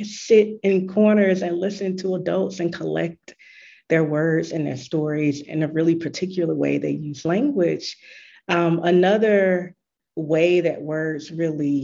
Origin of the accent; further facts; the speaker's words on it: Gainesville, Georgia, United States; a Black woman born and raised in the South USA